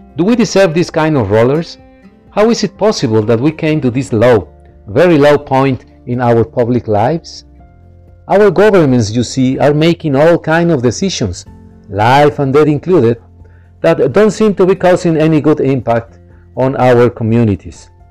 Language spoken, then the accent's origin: English; Monterrey, Nuevo León, Mexico; I am a journalist from Monterrey, Mexico.